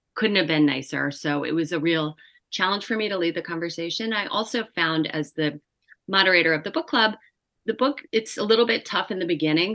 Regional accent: New York, United States; I am a New Yorker

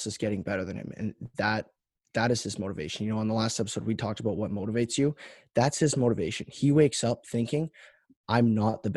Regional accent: Canada; being a Canadian hockey player

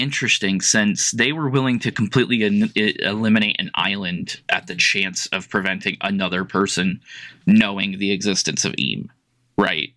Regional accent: United States; I'm American.

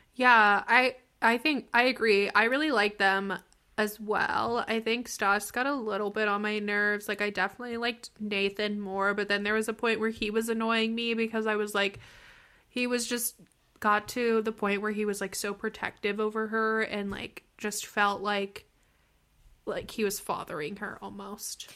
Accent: Pittsburgh, Pennsylvania, United States; I am also from Pittsburgh

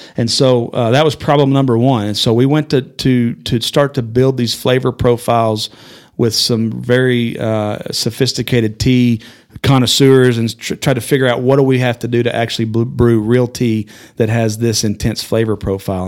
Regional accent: Amarillo, Texas, United States; I was born in Amarillo, went to high school here, graduated high school

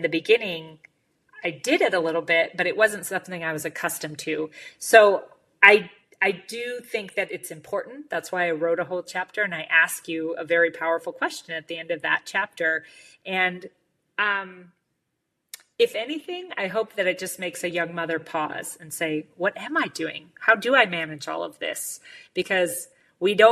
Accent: United States; as an American

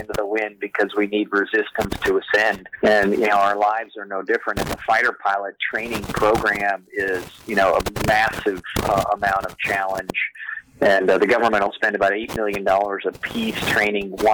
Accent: Oklahoma, United States; growing up in Oklahoma

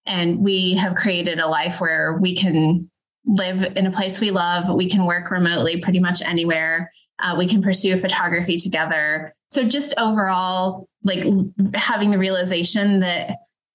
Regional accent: Denver, Colorado, United States; I grew up in the Denver metro area

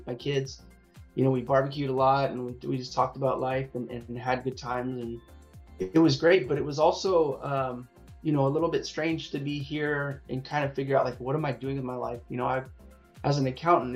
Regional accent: Long Beach, California, United States; I'm based in Southern California. I'm in around the Long Beach area, Los Angeles. So I've pretty much lived here my whole life, but yeah, I'm a SoCal kid

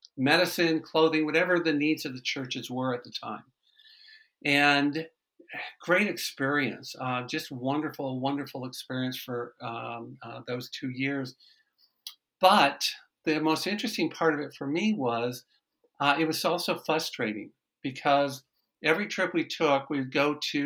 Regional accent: Michigan, United States; I'm originally from Michigan.

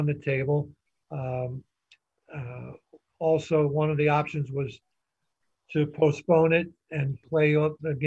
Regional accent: New York City, New York, United States; born and raised in New York

